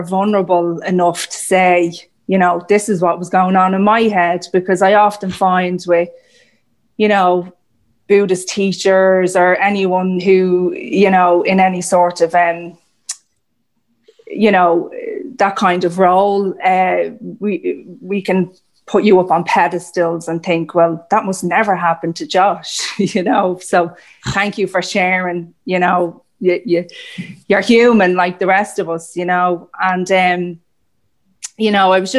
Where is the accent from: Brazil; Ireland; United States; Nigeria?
Ireland; I'm also Irish